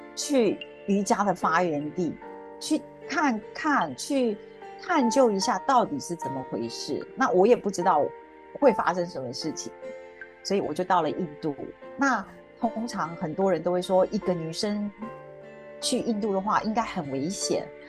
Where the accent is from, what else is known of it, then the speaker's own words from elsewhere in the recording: Taiwan; moved away as an adult; now in Singapore; 我住在新加坡，我是台湾人，我住在这里已经有，应该二十五年了。那么，啊，我是一位，其实我是一位很平凡的家庭主妇